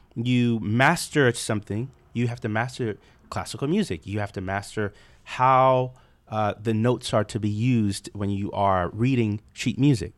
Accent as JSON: {"language": "English", "town": "Charleston", "region": "South Carolina", "country": "United States", "tie": "born or raised there", "said": "growing up in Charleston, South Carolina"}